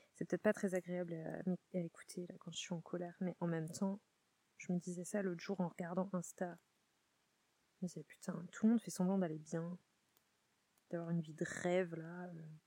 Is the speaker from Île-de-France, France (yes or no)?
no; southern Vendée, Pays de la Loire, France; moved away; je suis dans le Marais Poitevin, sud Vendée. Et, et là, je suis vraiment chez moi, chez moi, quoi. Là où j'ai grandi